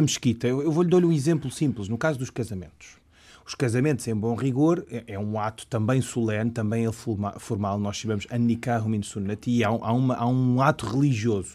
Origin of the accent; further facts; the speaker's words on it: Portugal; como português ocidental